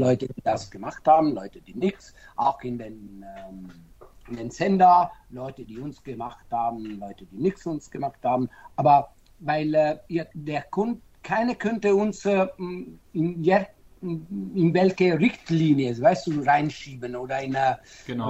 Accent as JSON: {"language": "German", "town": "Naples", "region": "Campania", "country": "Italy", "second_language": "German", "moved": "yes", "said": "ich bin Italiener, also äh, Italiener, ich bin Neapolitaner"}